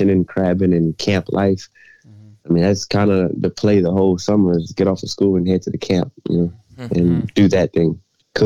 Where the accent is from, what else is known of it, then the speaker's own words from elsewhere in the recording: South Louisiana, United States; also born or lived in Houston, Texas; I was born in Houston. I stayed there for about 4 years and went back home to Louisiana